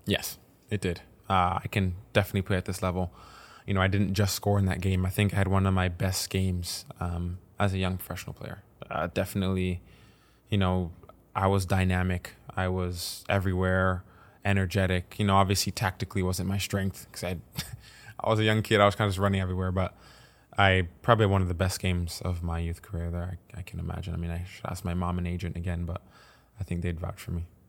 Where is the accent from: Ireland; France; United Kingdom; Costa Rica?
France; Paris, Île-de-France; moved away; also born or lived in Caen; I moved back home from Caen, back to Paris with my family